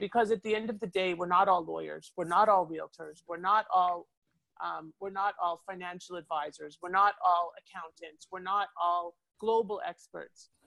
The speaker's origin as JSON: {"language": "English", "town": "Toronto", "region": "Ontario", "country": "Canada", "moved": "as an adult", "lives_now": "Boca Raton, United States", "said": "I came originally from Toronto and I moved here in the 90s with an ex husband, moved back to Toronto, came back here to escape the cold"}